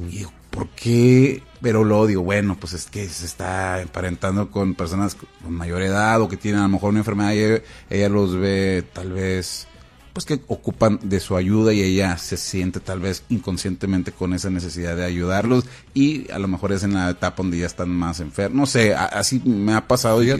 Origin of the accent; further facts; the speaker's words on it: Mexico City, Mexico; Soy, soy mexicano.